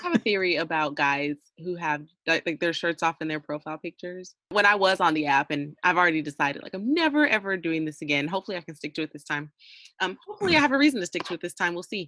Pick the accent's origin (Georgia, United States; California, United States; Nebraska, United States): Georgia, United States; moved away as an adult; I wasn't born here, but I was raised here, but I've been gone for the last like seven years." And now I'm back